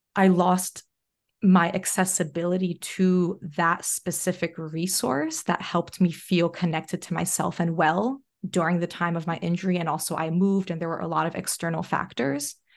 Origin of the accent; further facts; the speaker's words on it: New Jersey, United States; now in Australia; I'm from Jersey